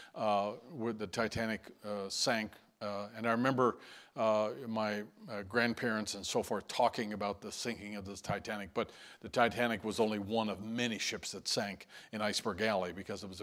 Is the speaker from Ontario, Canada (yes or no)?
no; St. John's, Newfoundland and Labrador, Canada; moved away; out of St. John's, and you see that city listed in the news there. And that's my hometown